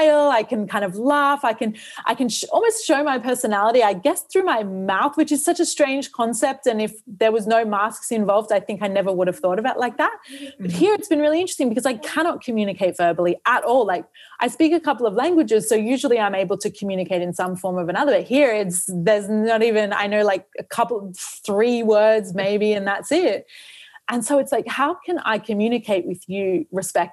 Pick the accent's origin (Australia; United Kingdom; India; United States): Australia; moved away; also born or lived in New Zealand; I grew up in Australia